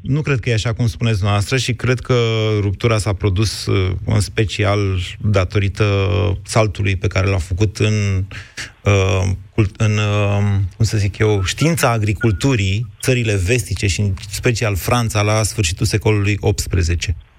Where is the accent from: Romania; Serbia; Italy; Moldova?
Romania; Oltenia; ca oltean